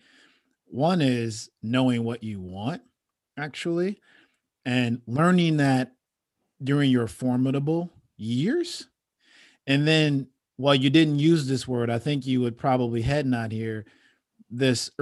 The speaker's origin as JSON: {"language": "English", "town": "Chicago", "region": "Illinois", "country": "United States", "tie": "born or raised there", "said": "I grew up on 73rd and Western"}